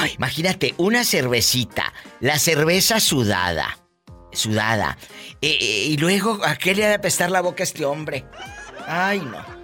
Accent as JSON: {"language": "Spanish", "town": "Matamoros", "country": "Mexico", "said": "soy de Matamoros"}